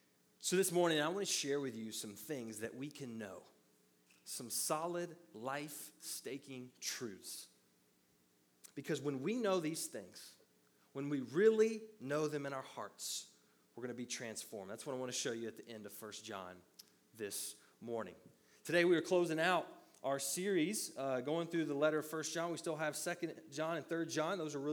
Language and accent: English; the South, United States; Or as we said, where I grew up in the South, the Southern version is, what you don't know won't hurt you.